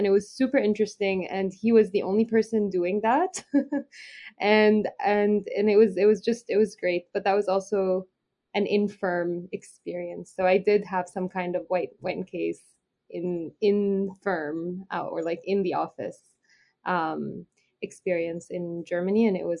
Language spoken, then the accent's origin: English; Canada; as Canadian students in Canada, we have different experiences than our other colleagues in the United States.